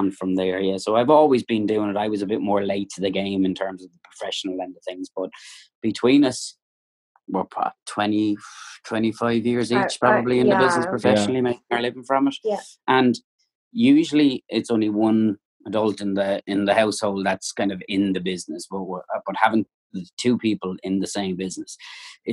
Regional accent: Waterford, Munster, Ireland; moved away as an adult; also born or lived in Dublin; now in Florida, United States; I was from Waterford, which was the countryside of it

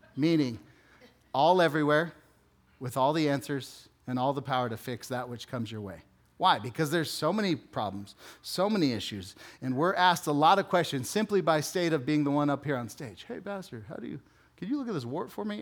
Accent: West Valley, Phoenix, Arizona, United States; also born or lived in Texas / Chandler, Arizona; I'm from the West Valley. I lived in Texas and then Chandler

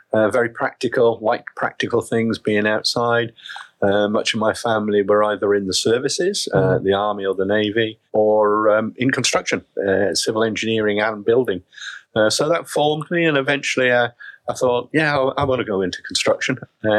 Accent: Wales, United Kingdom; now in England; I grew up in Wales, in South Wales. People tell me I've lost my Welsh accent, and I have

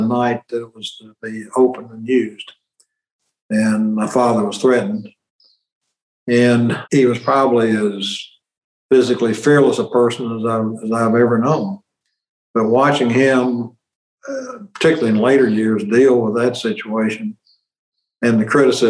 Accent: Kennett, Missouri, United States; moved away as an adult; also born or lived in Sikeston, Missouri; now in Memphis, United States; my hometown of Kennett

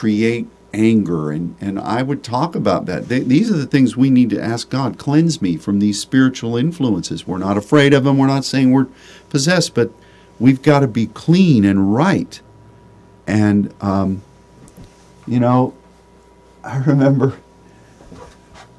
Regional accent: Pittsburgh, Pennsylvania, United States; I grew up in Pittsburgh

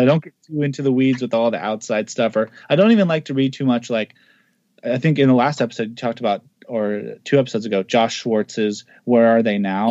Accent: the Northwest, Pacific Northwest, United States; I'm from the Northwest

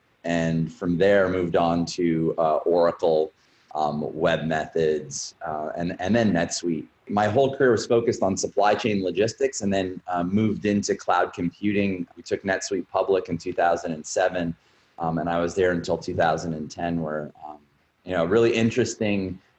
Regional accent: Canada; also born or lived in Montreal / Toronto / Vancouver / Halifax; I'm founder and CEO of Bus Patrol. I was born in Montreal, was raised pretty much across the country. I lived half my life in Toronto, a quarter of it in Montreal, spent some time in Vancouver and Halifax. Coast to coast in Canada.

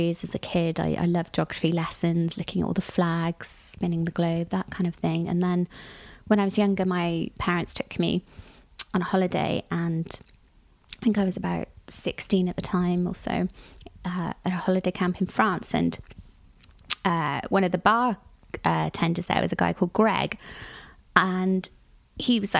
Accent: Cardiff, Wales, United Kingdom; growing up in Cardiff.

